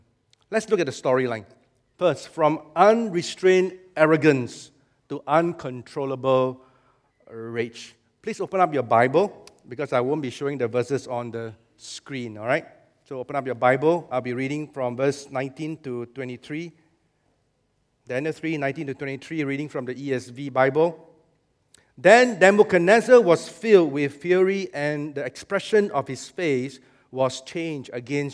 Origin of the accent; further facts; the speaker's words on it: Singapore; Singaporean believers